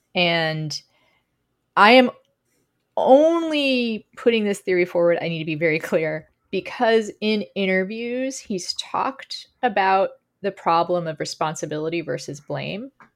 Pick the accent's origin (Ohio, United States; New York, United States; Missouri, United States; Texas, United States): Texas, United States; moved away; also born or lived in Lincoln, Nebraska; we're both from Texas